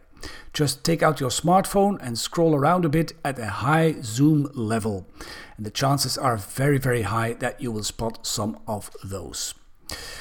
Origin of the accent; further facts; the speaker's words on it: Belgium; Belgium, my home country